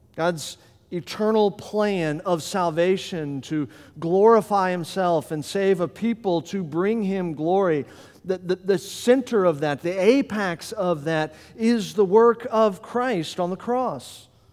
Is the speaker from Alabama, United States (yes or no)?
no; Florida, United States; moved away as an adult; now in Delaware, United States; I'm from Florida, and as he mentioned, everything good happened to me in Florida, and so I came to Delaware